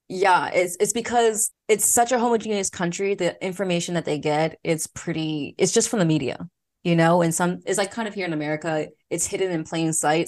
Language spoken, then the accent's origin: English; Philadelphia, Pennsylvania, United States; accent: Philly; moved away as an adult; also born or lived in South Korea; I'm from Philly, for Philadelphia, P A, so sometimes my Philly accent can come out when I'm really relaxed around friends.